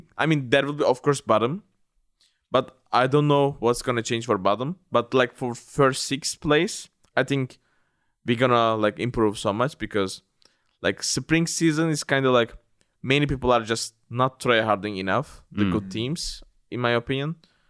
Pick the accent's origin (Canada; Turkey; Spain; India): Turkey; this time I'm representing the Europe, which is really weird to me because I always represented Turkey, my home country.